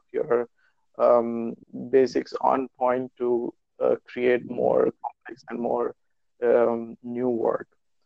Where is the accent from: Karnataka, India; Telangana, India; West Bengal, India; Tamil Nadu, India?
Telangana, India; Hyderabad; moved away as an adult; now in Magdeburg, Germany; I was born and brought up in Hyderabad, which is in India